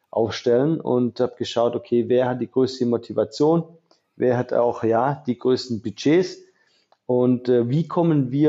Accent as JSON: {"language": "German", "town": "Illingen", "region": "Baden-Württemberg", "country": "Germany", "tie": "born or raised there", "also_born_or_lived": "Mühlacker", "said": "Äh, ich bin zwar in Mühlacker geboren, weil es bei mir im Dorf kein Krankenhaus gab. Ich bin aus Illingen, ähm, also da ist er, da geht ja genau die Grenze zwischen Baden und Württemberg den durch."}